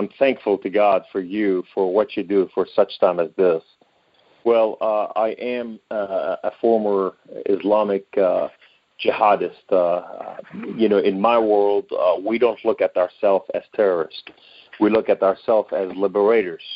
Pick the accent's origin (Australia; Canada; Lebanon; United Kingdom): Lebanon; Beirut, Beirut Governorate; now in United States; I was born in Beirut, Lebanon, to a Muslim Sunni family.